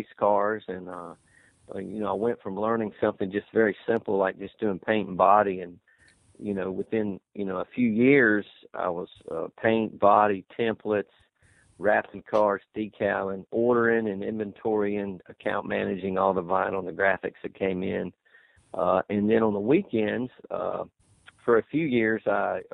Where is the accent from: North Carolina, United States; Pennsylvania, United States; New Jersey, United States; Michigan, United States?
North Carolina, United States; Charlotte; me and my brother, we grew up in Charlotte around racing and around NASCAR